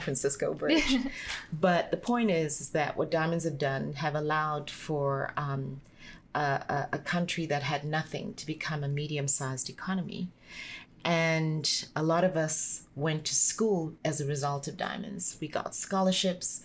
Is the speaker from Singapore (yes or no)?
no; Botswana; moved away as an adult; also born or lived in South Africa; I got headhunted soon after Coca-Cola to come back home when De Beers and the Botswana government decided to set up the sales center for selling diamonds in Botswana